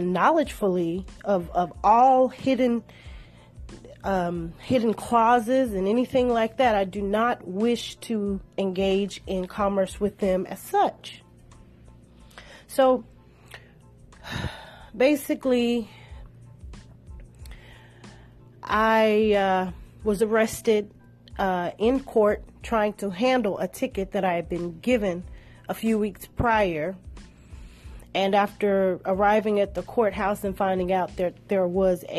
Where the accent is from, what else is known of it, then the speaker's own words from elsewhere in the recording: Shreveport, Louisiana, United States; my home state, Louisiana, Ratchet City.